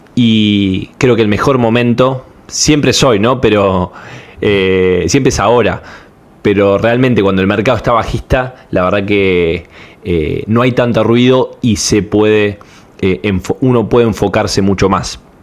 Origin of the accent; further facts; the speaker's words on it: Panama; de Panamá